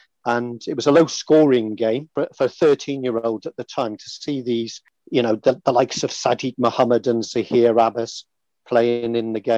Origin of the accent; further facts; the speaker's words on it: Tenby, Wales, United Kingdom; also born or lived in Newport, Wales; we moved from Newport down to Tenby in West Wales